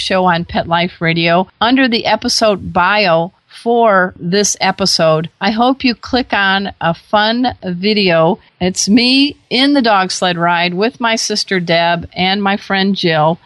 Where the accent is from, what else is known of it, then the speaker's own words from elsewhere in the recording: San Diego, California, United States; I'm from the San Diego area